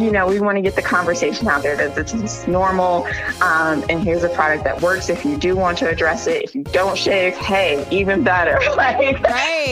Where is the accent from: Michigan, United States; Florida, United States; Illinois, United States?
Illinois, United States; Chicago; moved away as an adult; also born or lived in Houston, Texas; now in New Mexico, United States; I was born and raised in Chicago.